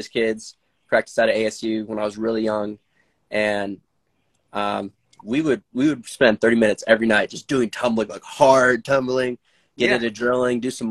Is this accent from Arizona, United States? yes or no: yes; Arizona, United States; I grew up in Arizona